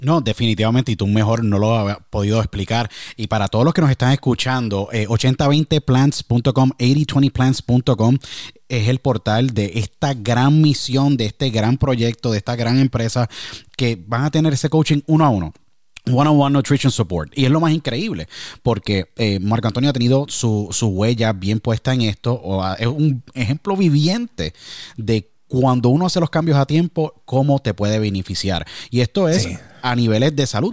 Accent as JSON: {"language": "Spanish", "country": "Puerto Rico", "said": "Tú sabes cómo son los somos los puertorriqueños"}